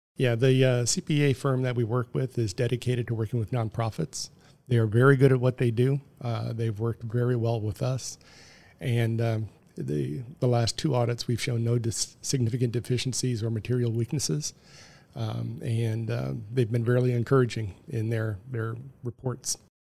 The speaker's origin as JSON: {"language": "English", "town": "Detroit", "region": "Michigan", "country": "United States", "tie": "born or raised there", "said": "I was born in sixty-three. um, in the Detroit area. They moved to the Detroit area"}